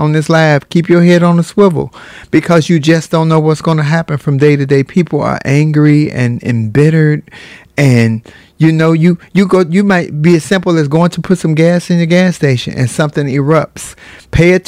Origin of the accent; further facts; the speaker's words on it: United States; we are Americans